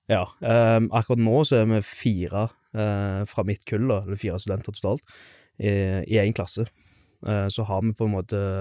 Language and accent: Norwegian; Stavanger, Rogaland, Norway; moved away as an adult; also born or lived in Skjelta; now in Stord, Norway; som du kanskje hører, så er jeg jo fra Stavanger. Eh, født og oppvokst.